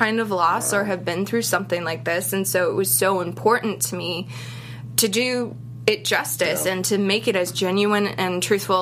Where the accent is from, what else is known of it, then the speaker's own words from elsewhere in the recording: Boston, Massachusetts, United States; I'm from Boston